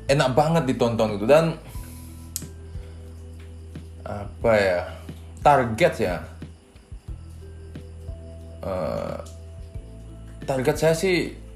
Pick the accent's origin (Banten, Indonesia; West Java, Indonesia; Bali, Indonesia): Bali, Indonesia; Jembrana; kebetulan di daerah uh, kampung saya sendiri di Jembrane uh, eh, banyak juga yang berminat gitu sama stand up gitu kan